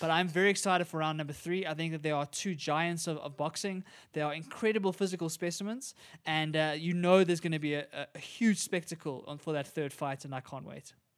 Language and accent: English; South Africa; as a South African